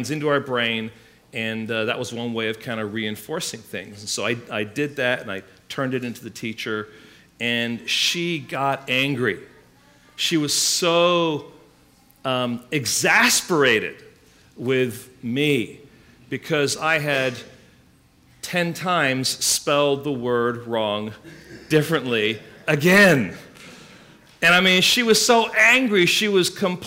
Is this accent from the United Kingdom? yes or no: yes; England, United Kingdom; now in United States; when I was growing up in England